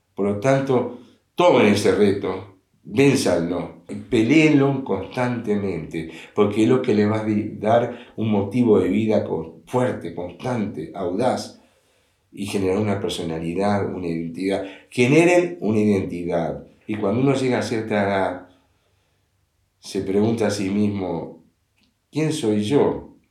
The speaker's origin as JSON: {"language": "Spanish", "region": "Montevideo", "country": "Uruguay", "tie": "born or raised there", "said": "yo nací, me crié en un colegio en el Instituto Crandon de Uruguay, Montevideo, Uruguay"}